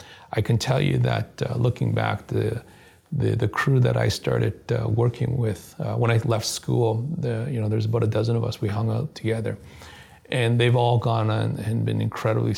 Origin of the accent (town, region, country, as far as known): Canada